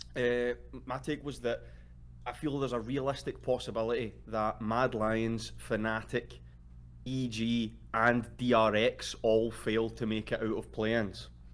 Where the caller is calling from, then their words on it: Glasgow, Scotland, United Kingdom; I'm calling from Glasgow, Scotland